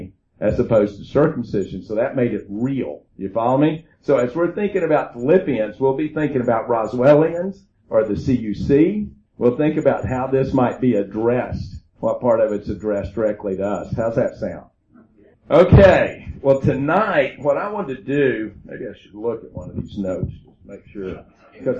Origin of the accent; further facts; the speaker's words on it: Oklahoma, United States; I'm from Oklahoma